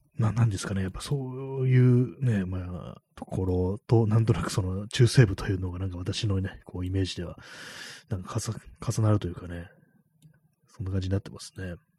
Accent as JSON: {"language": "Japanese", "region": "Tokyo", "country": "Japan", "tie": "born or raised there", "said": "私があの東京に住んでるからね、非常にまあ毒々しい、なんかいろんなこう、ね、明かりだとか、まあ、こう、広告だとか看板 だとかものがすごくたくさんあるという、そういうところに、まあ、生まれ育った人間だから"}